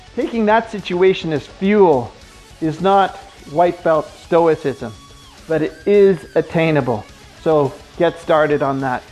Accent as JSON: {"language": "English", "area": "the Kootenays", "region": "British Columbia", "country": "Canada", "said": "I'm from the Kootenays"}